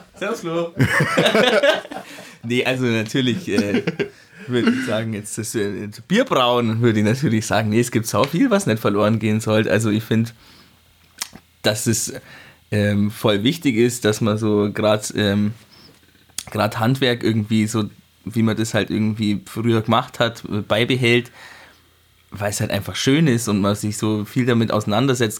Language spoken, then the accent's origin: German; Thierhaupten, Bavaria, Germany; ich bin aus Tierhaupten, ähm, ah. da, da, bin ich aufgewachsen